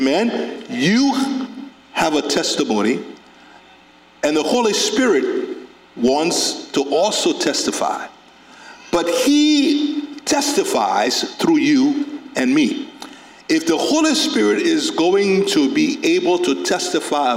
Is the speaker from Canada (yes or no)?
no; Carisbrook, Liberia; I grew up in Carisbrook in Liberia, a small town.